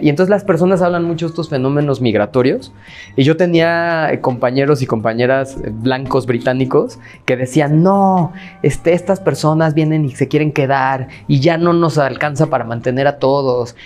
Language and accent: Spanish; Mexico; yo soy de aquí. O sea, yo no, no, no, no he migrado a ningún lado y no tiene nada malo migrar, pues, pero me refiero a que mi familia es de aquí, yo nací aquí